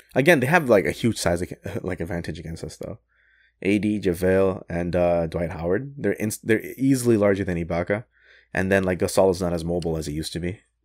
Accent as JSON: {"language": "English", "town": "Toronto", "region": "Ontario", "country": "Canada", "said": "I'm from Toronto"}